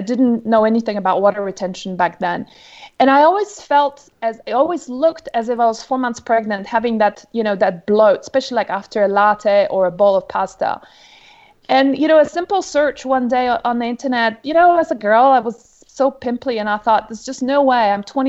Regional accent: Poland; born there; English is a second language; originally you can probably hear from my accent, I'm not American. I'm pretty much a global citizen, really. I was born originally in Poland, but my dad's travels took us around the world

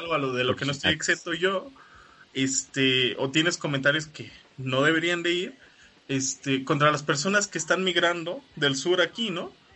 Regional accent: Mexico; uno como latinoamericano, mexicano

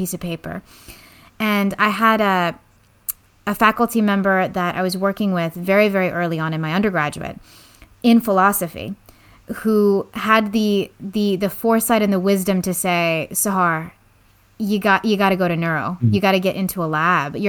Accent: the Bay Area, California, United States; I grew up actually here in the Bay Area, so I'm a local, but to parents who were recent immigrants from Iran post-revolution

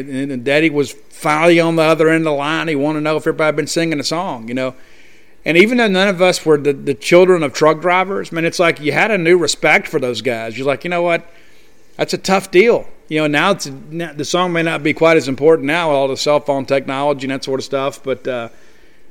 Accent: South Mississippi, United States; being from South Mississippi. We don't have any mountains in South Mississippi. I guess the closest thing we had in my hometown is Red Bluff

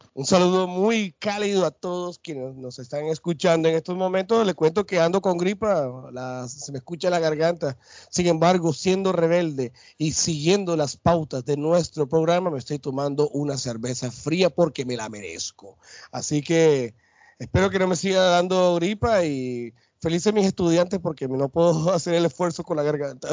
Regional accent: Barranquilla, Atlántico, Colombia; mi tierra, Barranquilla, acá en Altos de Soledad

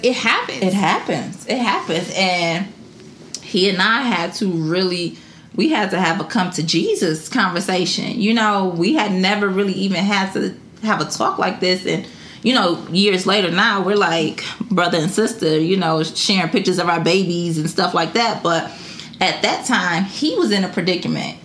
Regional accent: Detroit, Michigan, United States; born or raised there

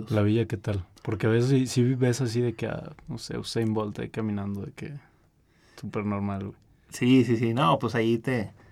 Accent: Mexico; Eh, y ahí sí como atleta mexicano, digo que han sido pocos los atletas mexicanos que han llegado a Juegos Olímpicos.

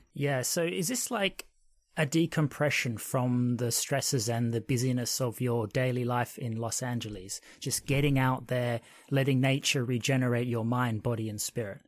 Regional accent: Australia; moved away as an adult; now in United Kingdom; I grew up in Australia

